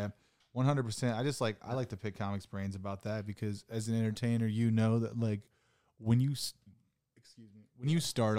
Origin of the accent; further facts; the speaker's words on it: Ohio, United States; I'm a comic from Ohio.